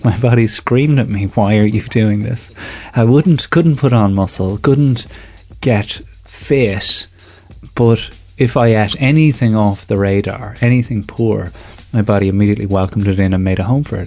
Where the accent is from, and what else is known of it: Ireland